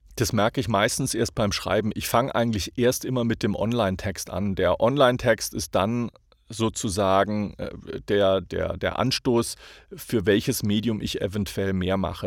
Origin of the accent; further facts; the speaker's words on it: Hamburg, Germany; moved away as an adult; now in United States; ich sage Hamburger, ich bin Deutscher.